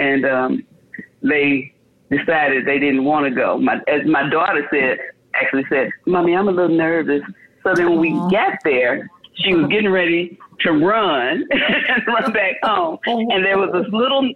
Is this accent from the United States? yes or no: yes; Chicago, Illinois, United States; In Chicago, yes. Born and raised on the South Side. Chicago